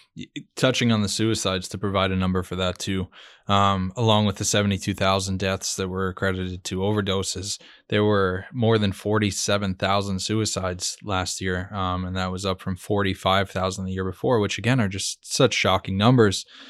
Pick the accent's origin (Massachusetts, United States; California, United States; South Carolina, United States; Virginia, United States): Massachusetts, United States; Fall River; my hometown of Fall River, Massachusetts